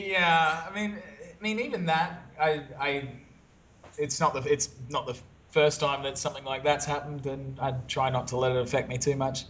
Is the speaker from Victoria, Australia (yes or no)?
no; Brisbane, Queensland, Australia; now in Phnom Penh, Cambodia; I am Australian. I'm originally from Brisbane, Australia, but I'm in one of our offices in Phnom Penh, Cambodia